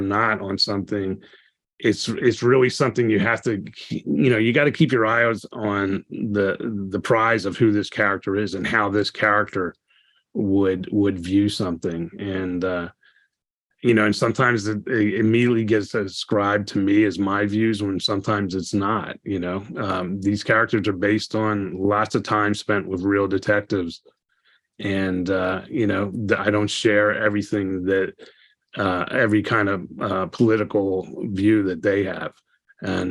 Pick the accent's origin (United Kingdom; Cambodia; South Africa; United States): United States; East Coast; moved away; I grew up on the East Coast